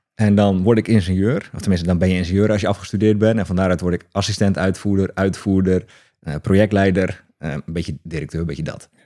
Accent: Hoeksche Waard, South Holland, Netherlands; Ik kom uit Hoekse Waard, onder Rotterdam

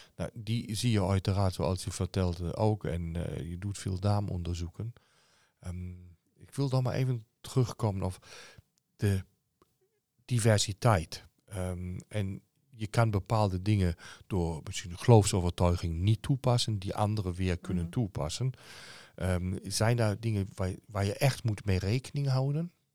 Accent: Cologne, North Rhine-Westphalia, Germany; Dutch is a second language; now in Netherlands; Ik kom uit Keulen uh, qua geboorte

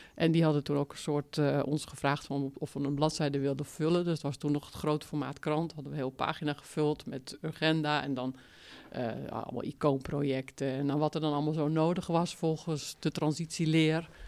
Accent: Zaanstreek, North Holland, Netherlands; accent: Zaans; moved away as an adult; also born or lived in Utrecht; ik kom uit de Zaanstreek en dat is een taal, Zaans

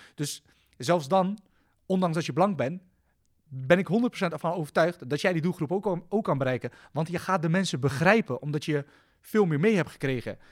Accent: The Hague, South Holland, Netherlands; ik kom zelf uit de Schilderswijk

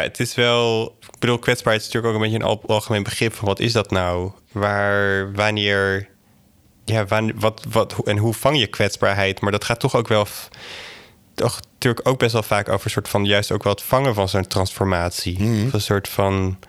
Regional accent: Drenthe, Netherlands; ik ben zelf opgegroeid in Drenthe, in echt een, een kleine plattelandsgemeenschap met zo'n 200 zielen

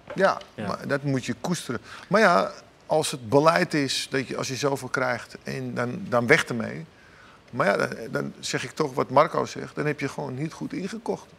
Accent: Amsterdam, North Holland, Netherlands; ik ben Amsterdammer

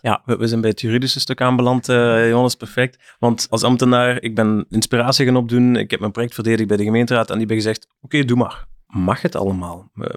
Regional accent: Flanders, Belgium; bij ons in Vlaanderen

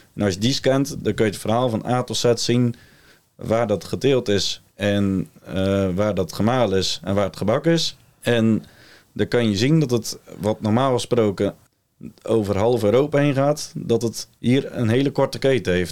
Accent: Ouddorp, South Holland, Netherlands; Ik kom uit Ouddorp

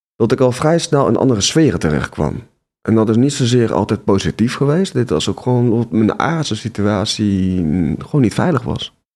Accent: Nijmegen, Gelderland, Netherlands; Ik ben ehm, geboren in Nijmegen

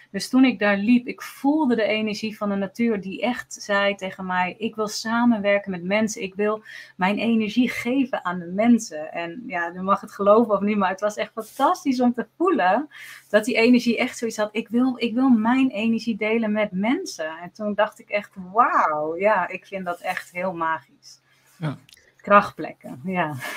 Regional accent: Netherlands; wij zijn Nederlanders

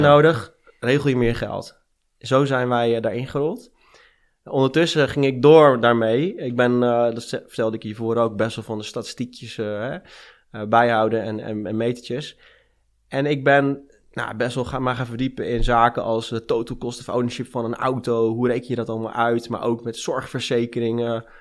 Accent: Amsterdam, North Holland, Netherlands; also born or lived in Rotterdam; now in Friesland, Netherlands; Ik ben in Amsterdam geboren

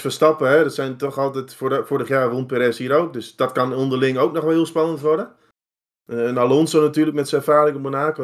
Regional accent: Netherlands; als Nederlanders

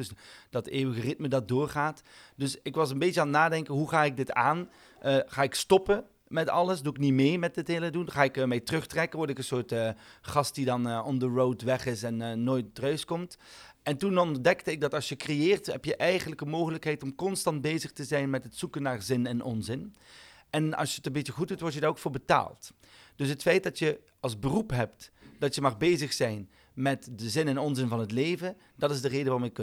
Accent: Belgium; ik ben een Belg die geen bier drinkt.

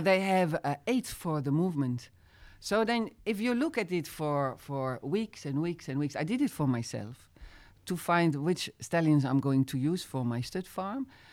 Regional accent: Utrecht, Netherlands; English is a second language; moved away as an adult; also born or lived in Zeist; now in France; as a kid, I grew up with in Holland where jumping was very known

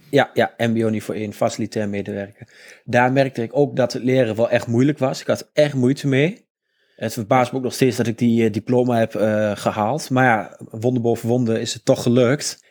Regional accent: Almelo, Overijssel, Netherlands; ik ben opgegroeid in Almelo

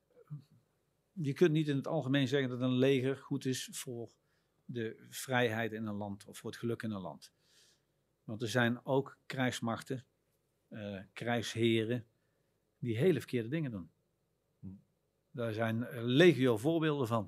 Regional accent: Netherlands; Wij vinden het als Nederlanders

